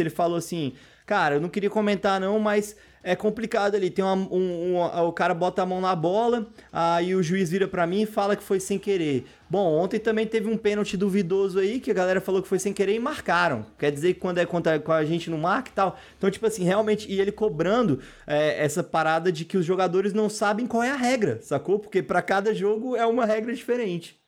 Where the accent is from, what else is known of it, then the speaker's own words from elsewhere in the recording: Brazil; como nós somos brasileiros